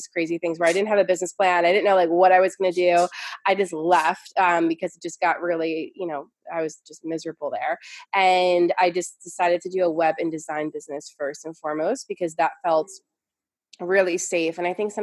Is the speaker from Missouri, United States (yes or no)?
no; New York, United States; I'm from New York. So I came from this like New York, like hustled, you know, corporate, very busy, go, go, go energy